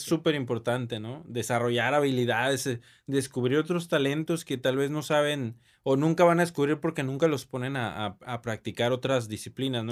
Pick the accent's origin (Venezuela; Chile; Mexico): Mexico; Monterrey, Nuevo León; Yo nací aquí en la ciudad de Monterrey, orgullosamente